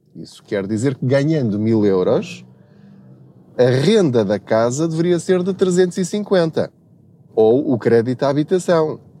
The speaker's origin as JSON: {"language": "Portuguese", "area": "Covilhã region, village at the foot of Serra da Estrela", "region": "Centro", "country": "Portugal", "tie": "born or raised there", "moved": "as an adult", "lives_now": "Lisbon, Portugal", "said": "eu sou da, da, da região da Covilhã. Eu cresci numa aldeia no sopé da Serra da Estrela chamada Paulo"}